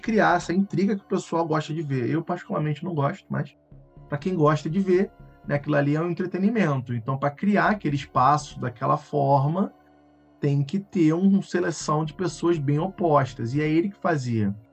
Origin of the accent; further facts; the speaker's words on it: Rio de Janeiro, Brazil; accent: carioca; Eu sou, sou daqui do Rio de Janeiro, dá pra ver pelo meu sotaque, né? Carregado, horrível